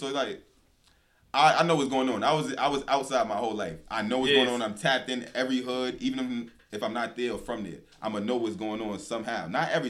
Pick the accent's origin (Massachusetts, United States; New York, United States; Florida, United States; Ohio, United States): New York, United States; She seen I was from New York.